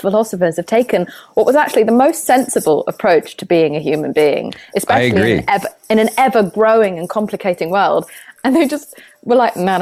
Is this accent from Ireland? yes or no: no; United Kingdom; I'm British